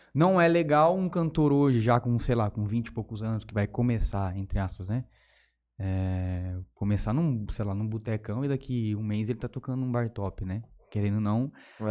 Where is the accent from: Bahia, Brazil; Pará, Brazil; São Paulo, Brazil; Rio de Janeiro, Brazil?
São Paulo, Brazil; São Francisco; also born or lived in Palmeira d'Oeste; eu sou natural ali de São Francisco mesmo, cidadezinha aqui perto de Jales